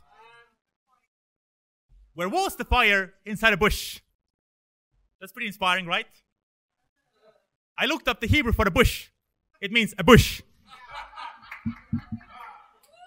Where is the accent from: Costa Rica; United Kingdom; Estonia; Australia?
Estonia; now in Sweden; I come from Estonia, and I moved here 2011.